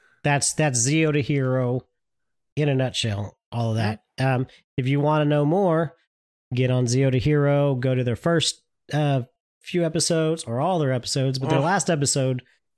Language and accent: English; Oklahoma, United States; I'm from Oklahoma, so. And I don't live too far from Oklahoma, so.